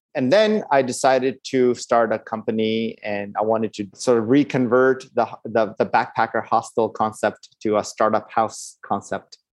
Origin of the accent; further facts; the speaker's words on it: Los Angeles, California, United States; My dad is from India, and my mom is Burmese, and I grew up in Los Angeles.